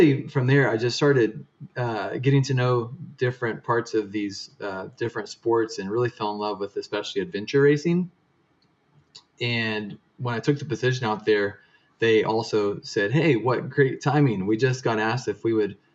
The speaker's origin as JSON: {"language": "English", "region": "Oklahoma", "country": "United States", "tie": "born or raised there", "said": "I grew up in Oklahoma"}